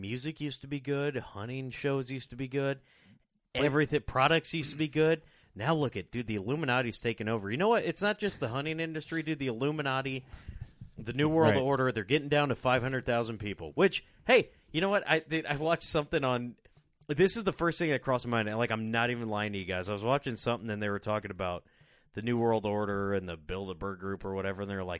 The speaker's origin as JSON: {"language": "English", "country": "United States", "said": "I'm an American first, capitalist second, and then, you know, working man third"}